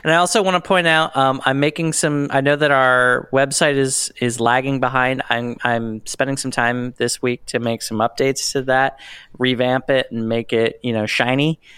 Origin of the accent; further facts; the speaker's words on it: Pennsylvania, United States; I'm from Pennsylvania